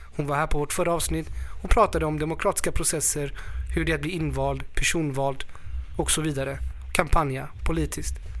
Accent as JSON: {"language": "Swedish", "country": "Sweden", "tie": "born or raised there", "said": "jag är född i Sverige"}